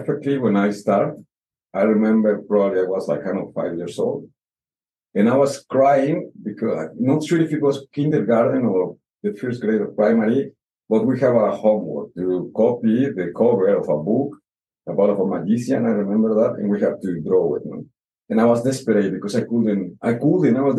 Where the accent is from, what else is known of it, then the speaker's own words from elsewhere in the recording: Mexico City, Mexico; English is a second language; moved away as an adult; also born or lived in Oaxaca; now in Rarotonga, Cook Islands; I was born in Mexico City capital